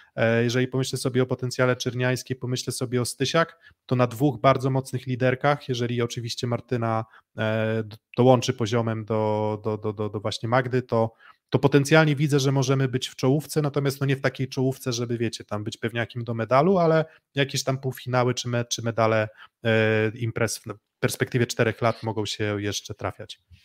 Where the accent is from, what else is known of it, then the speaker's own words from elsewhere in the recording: Olsztyn, Warmian-Masurian Voivodeship, Poland; Ja jako olsztynianin